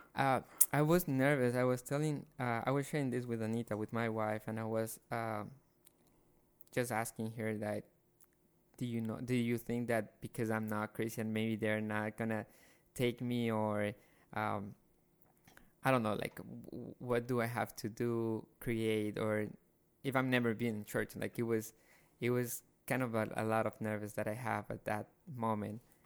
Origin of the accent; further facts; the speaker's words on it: Guayaquil, Guayas, Ecuador; moved away; I'm from Guayaquil, Ecuador.